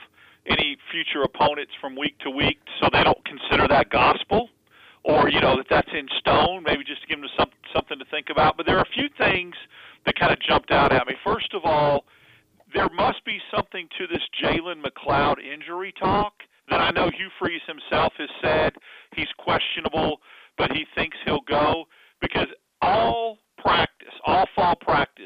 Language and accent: English; Northeast, United States; moved away; growing up in the Northeast